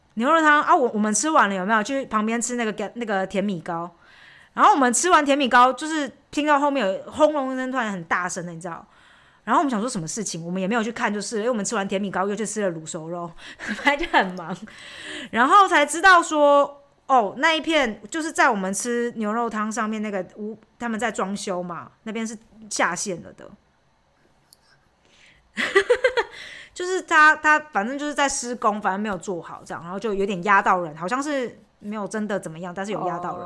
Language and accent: Chinese; Chiayi, Chiayi City, Taiwan; moved away as an adult; now in Germany; 小时候就在那边长大嘛，所以就是朋友都在那边